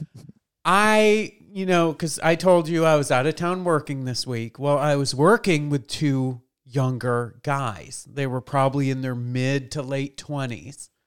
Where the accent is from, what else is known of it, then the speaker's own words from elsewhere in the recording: Kentucky, United States; I'm from Southern Kentucky, almost